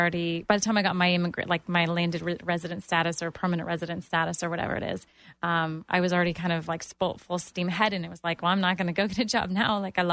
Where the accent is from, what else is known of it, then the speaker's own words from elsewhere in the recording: Toronto, Ontario, Canada; moved away as an adult; now in Orlando, United States; I had a job, but when I moved to Orlando from Toronto, this was the first time that I actually became self-employed and then became a business owner.